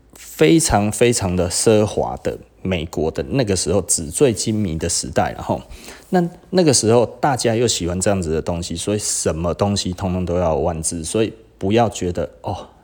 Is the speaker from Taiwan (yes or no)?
yes; Taiwan; 我们台湾人很难被当成白人自杀主义